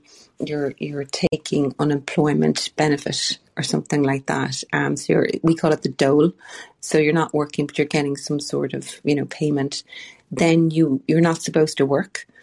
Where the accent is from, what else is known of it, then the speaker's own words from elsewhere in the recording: Ireland; But we as Irish people